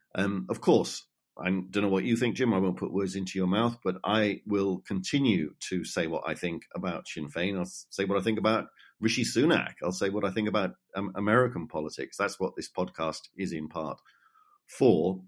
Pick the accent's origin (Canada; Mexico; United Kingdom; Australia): United Kingdom; now in Ireland; as a Brit who is more used to British conventions around right and left